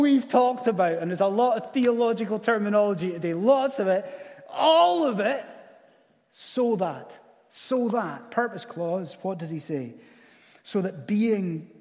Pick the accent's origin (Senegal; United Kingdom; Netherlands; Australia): United Kingdom; Scottish Highlands, Scotland; as a Scottish Highlander